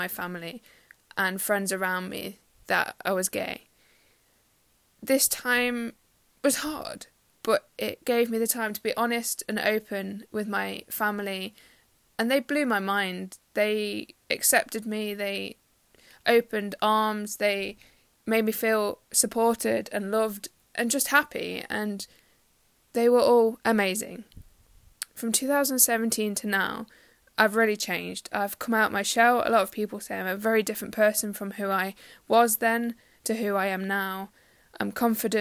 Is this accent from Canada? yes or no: no; Derby, East Midlands, United Kingdom; I'm 24 and I'm from Derby in the UK